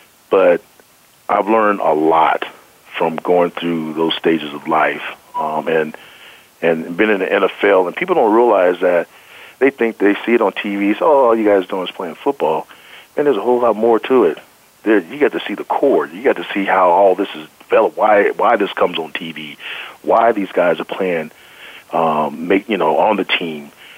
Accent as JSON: {"language": "English", "town": "Denver", "region": "Colorado", "country": "United States", "said": "The one thing I did like about it was the fact that, of course, I'm from Denver, right?"}